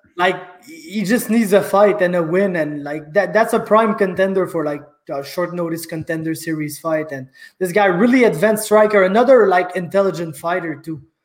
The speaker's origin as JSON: {"language": "English", "town": "Saint-Jean-sur-Richelieu", "region": "Quebec", "country": "Canada", "tie": "born or raised there", "said": "from my hometown of Saint Jean sur Richelieu"}